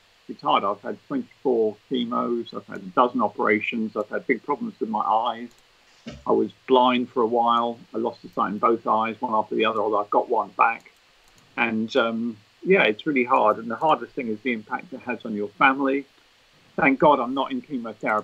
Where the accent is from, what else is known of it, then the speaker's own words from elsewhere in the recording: Hertfordshire, East of England, United Kingdom; now in Kent, United Kingdom; So I was born in Hertfordshire. I live in Kent now